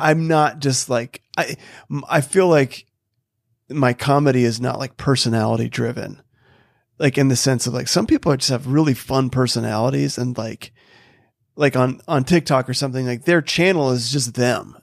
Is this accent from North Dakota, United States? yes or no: yes; North Dakota, United States; I grew up in North Dakota